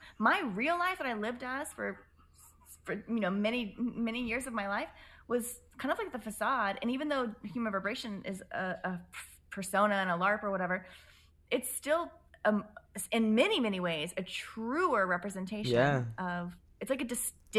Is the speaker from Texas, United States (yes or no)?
yes; Dallas, Texas, United States; when I left where I was from, I'm from Dallas